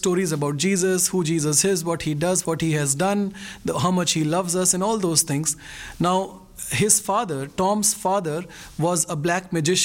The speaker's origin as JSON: {"language": "English", "country": "India", "said": "I'm a pastor from India"}